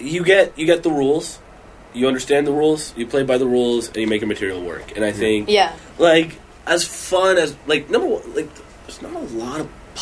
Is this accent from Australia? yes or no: no; Canada; moved away; growing up in Canada